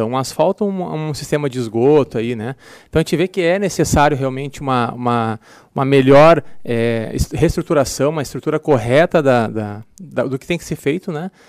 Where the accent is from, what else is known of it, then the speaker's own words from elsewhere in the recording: Capão da Canoa, Rio Grande do Sul, Brazil; eu venho, por exemplo, eu venho de Capão na Canoa